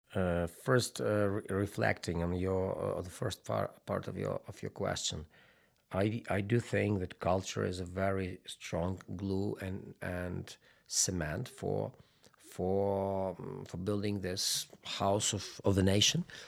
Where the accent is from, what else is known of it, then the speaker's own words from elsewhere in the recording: Lviv, Lviv Oblast, Ukraine; I was brought up and raised in Western Ukraine and Lviv